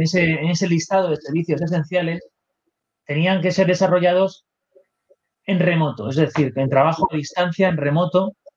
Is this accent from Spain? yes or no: yes; Spain; aquí en mi país